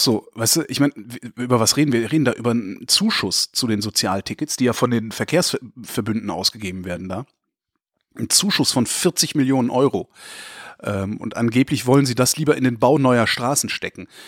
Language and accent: German; Germany; ich bin von deutschen Eltern in Deutschland geboren, deutsch sozialisiert worden